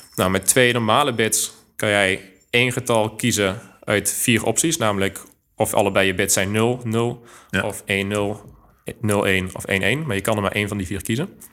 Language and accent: Dutch; Groeningen, North Brabant, Netherlands; moved away as an adult; also born or lived in Eindhoven; now in Delft, Netherlands; geboren in het mooie Groeningen, wat niet te verwarren is met Groningen. Ligt op de grens van Brabant en Limburg